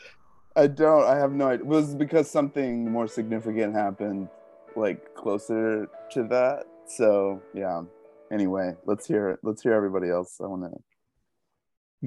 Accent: Oklahoma City, Oklahoma, United States; I grew up in Oklahoma City

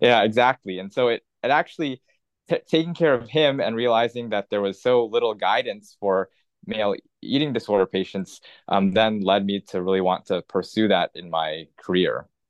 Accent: Los Angeles, California, United States; I grew up in Los Angeles in, in Southern California

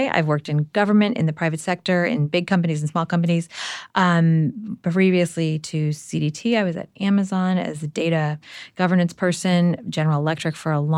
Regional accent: Belfast, Northern Ireland, United Kingdom; now in Washington, D.C., United States; I was born in Belfast

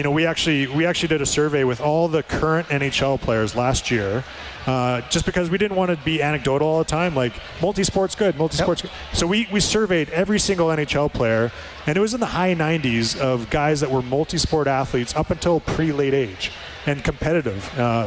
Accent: Strathcona County, Alberta, Canada; I grew up in Strathcona County and played every sport.

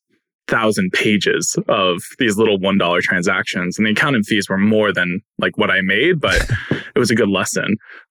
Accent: Katonah, New York, United States; I grew up in New York, just north of the city, small town called Katona

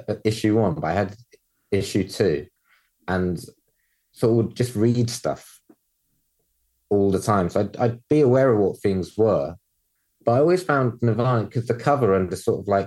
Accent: London, United Kingdom; growing up in London

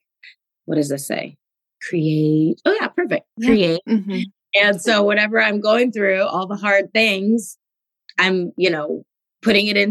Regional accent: Los Angeles, California, United States; growing up in Los Angeles

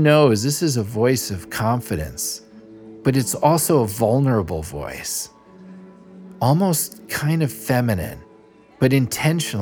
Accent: New York City, New York, United States; I'm from Little Neck, Queens, New York

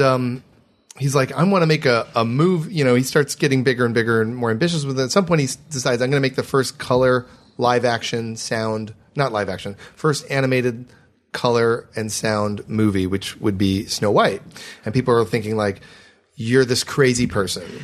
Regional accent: Michigan, United States; I'm from Michigan

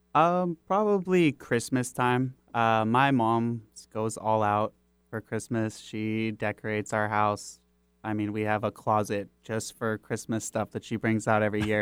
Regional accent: Kirkland, Washington, United States; also born or lived in Bothell; I actually, uh, grew up on the East Side. I was born in Bothell. We moved to Kirkland, North Rosehill area

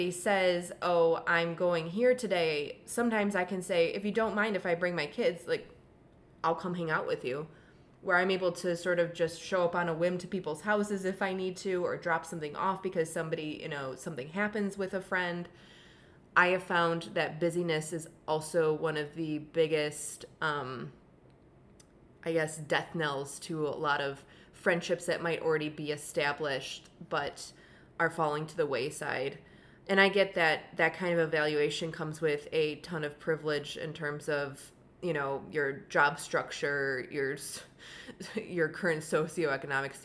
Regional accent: Buffalo, New York, United States; moved away; I grew up in Buffalo

